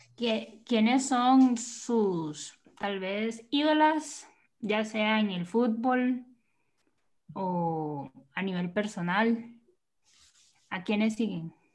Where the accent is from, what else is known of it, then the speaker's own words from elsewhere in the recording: Limón, Costa Rica; Yo soy de Limón